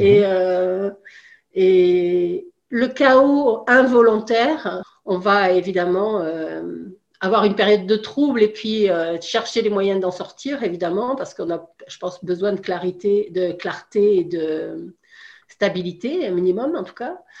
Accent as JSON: {"language": "French", "country": "France", "tie": "born or raised there", "moved": "as an adult", "lives_now": "Canada", "said": "je suis originaire de France, en Europe, et puis on a décidé d'avoir une expérience de vie à l'étranger en famille. Et on est venu au Canada"}